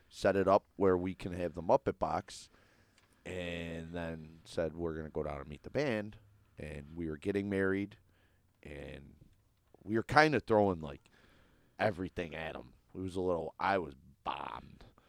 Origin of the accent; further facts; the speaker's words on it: Buffalo, New York, United States; I'm from South Buffalo